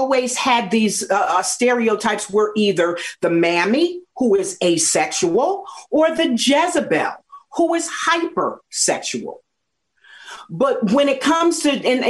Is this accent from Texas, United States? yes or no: no; New Jersey, United States; I grew up in New Jersey